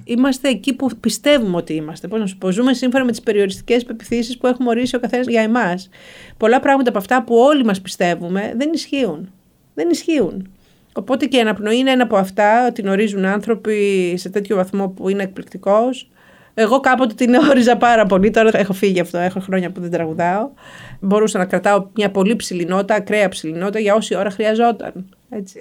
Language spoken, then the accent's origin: Greek; Karditsa, Thessaly, Greece; moved away as an adult; also born or lived in Moscow, Russia / Athens / Salzburg; γεννήθηκα και μεγάλωσα στην Καρδίτσα